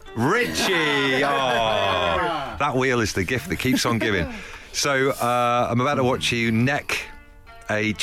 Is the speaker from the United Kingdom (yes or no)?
yes; Leigh-on-Sea, East of England, United Kingdom; my hometown of Leigh-on-Sea has been voted number one happiest place to live in the United Kingdom